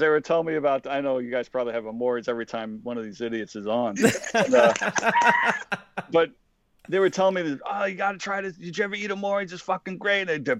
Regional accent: New York City, New York, United States; me and Pete growing up in Queens.

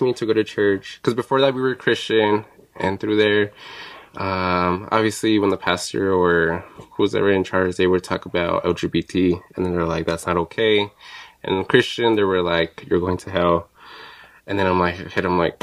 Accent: Chihuahua, Mexico; now in United States; We're both from Chihuahua

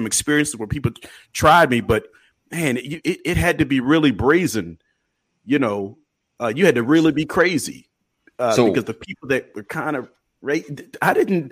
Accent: Memphis, Illinois, United States; I was born in Memphis

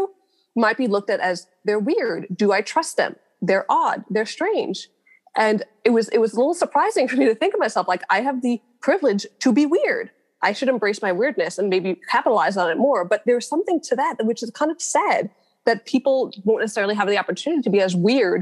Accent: New York City, New York, United States; I grew up in Borough Park. I went to all like the Brooklyn institutions.

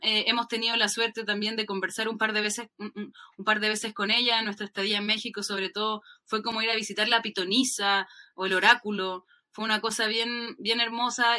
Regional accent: Chile

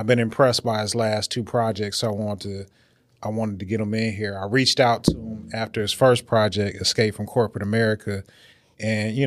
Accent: Detroit, Michigan, United States; I'm from Detroit

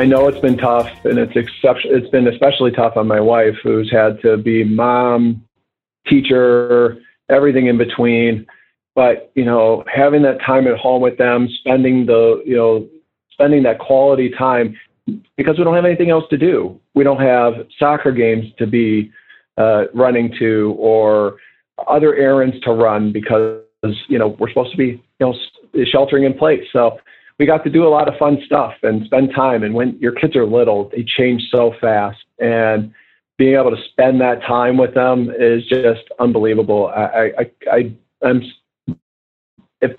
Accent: United States; as an American

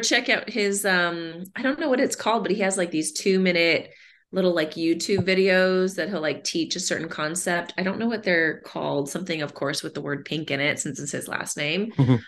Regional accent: Southern California, United States; moved away as an adult; now in Austin, United States; I'm originally from Southern California, born and oh, raised wow. in, uh, well, born in Northern California, but raised in Southern California, and made the trip out to Austin about 12 years ago

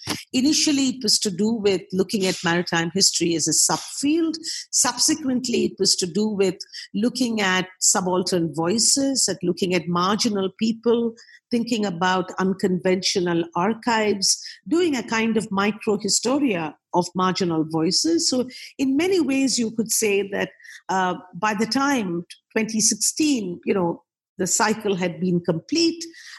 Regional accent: Kolkata, West Bengal, India; I was born and brought up in Calcutta, did most of my education in Calcutta, Calcutta University, and an important university in West Bengal. So I'm a sort of homespun product.

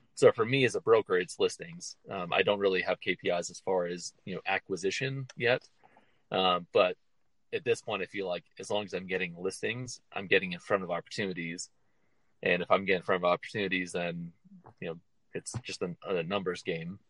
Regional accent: Midwest, United States; moved away as an adult; now in Denver, United States; growing up in the Midwest

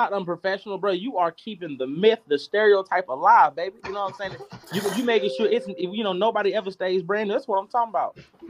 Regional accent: Texas, United States; I'm from Texas.

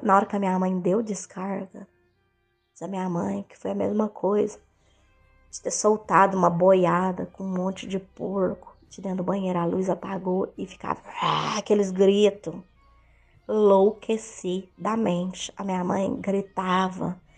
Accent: Itumbiara, Goiás, Brazil; a minha cidade natal, que eu morava, é 130 quilômetros de Uberlândia. E isso, eu morava, morava em, eu sou de Goiás e morava nessa cidade em Goiás, mais precisamente em Tumbiara, Goiás

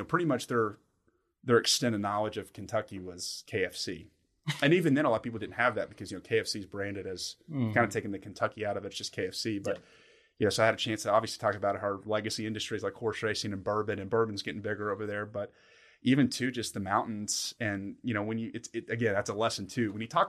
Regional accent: Somerset, South West England, United Kingdom; Listen, guys, I'm from Somerset. I'm from Somerset.

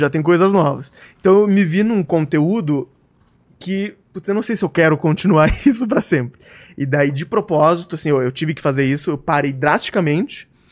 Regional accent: Joinville, Santa Catarina, Brazil; now in São Paulo, Brazil; Eu sou de Joinville, tá. Santa ah. Catarina

